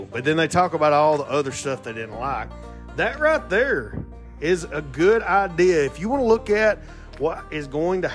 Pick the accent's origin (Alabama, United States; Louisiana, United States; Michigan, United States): Alabama, United States; Excuse my accent. I am from Alabama.